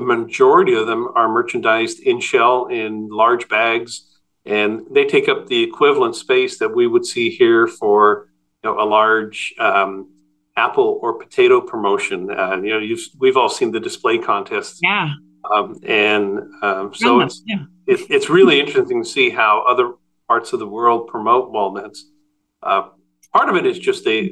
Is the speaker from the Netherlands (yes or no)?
yes; Netherlands; moved away; I was born in Holland and my family ran a really small neighborhood produce store